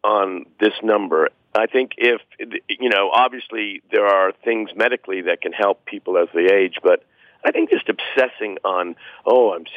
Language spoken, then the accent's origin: English; Canada; I'm Canadian. I also have American citizenship